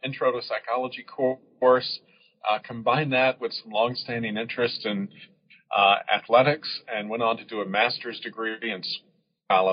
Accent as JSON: {"language": "English", "region": "Georgia", "country": "United States", "tie": "born or raised there", "said": "I'm a child of the South. I was born and raised in Georgia"}